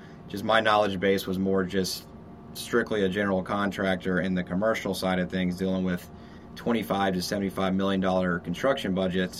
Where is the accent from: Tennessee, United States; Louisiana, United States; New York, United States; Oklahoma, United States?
Louisiana, United States; now in Austin, United States; I'm from Louisiana